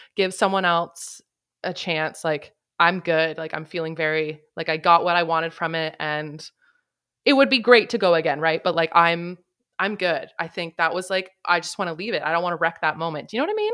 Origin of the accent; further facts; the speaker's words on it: Canada; I am Canadian